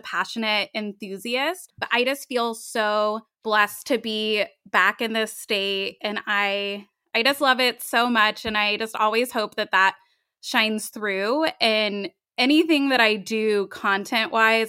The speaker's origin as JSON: {"language": "English", "region": "Tennessee", "country": "United States", "tie": "born or raised there", "also_born_or_lived": "Long Beach, California", "moved": "as an adult", "lives_now": "California, United States", "said": "I was four years old when my family moved to Tennessee"}